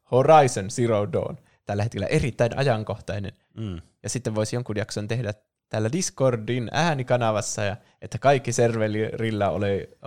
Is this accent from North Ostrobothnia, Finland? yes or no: yes; Oulu, North Ostrobothnia, Finland; Mä ollaan tosiaan Oulusta kotoisin.